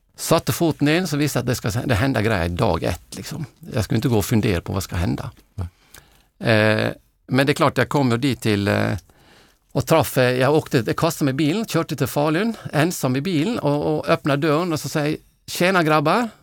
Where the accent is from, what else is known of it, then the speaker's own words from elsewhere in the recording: Norway; now in Sweden; jag är norrman